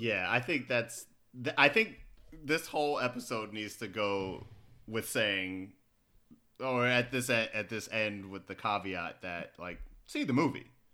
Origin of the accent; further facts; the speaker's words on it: Baltimore, Maryland, United States; I'm from Baltimore